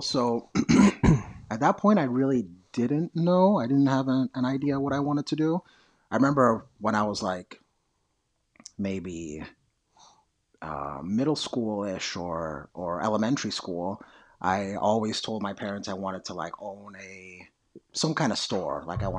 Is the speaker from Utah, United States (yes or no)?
no; New York City, New York, United States; I grew up in New York City, and I remember love going to FAO Schwartz.